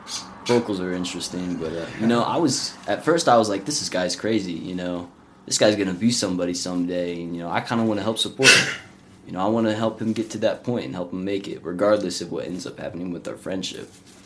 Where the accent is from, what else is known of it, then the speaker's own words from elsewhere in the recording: Texas, United States; born there; also born or lived in Alaska / Oklahoma / Colorado; So, you know, I was born in Texas, moved to Alaska, then Oklahoma, and then here into Colorado.